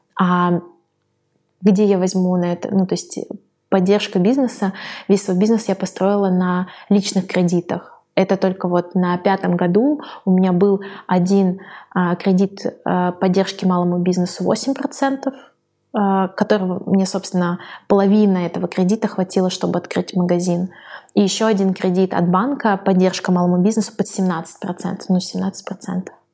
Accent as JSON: {"language": "Russian", "area": "a settlement near Saint Petersburg", "region": "Leningrad Oblast", "country": "Russia", "tie": "born or raised there", "said": "мы выросли в поселке под Питером"}